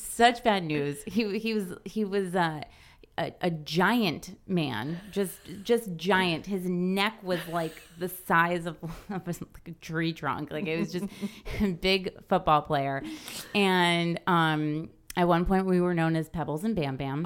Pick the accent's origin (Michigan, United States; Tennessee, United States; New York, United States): New York, United States; farmland town forty minutes from Albany; my hometown, you know, it's like a farmland